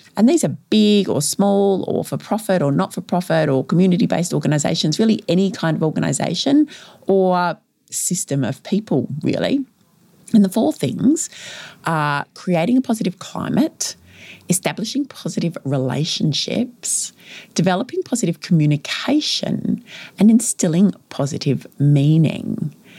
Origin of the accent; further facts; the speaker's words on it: Victoria, Australia; my home state of Victoria here in Australia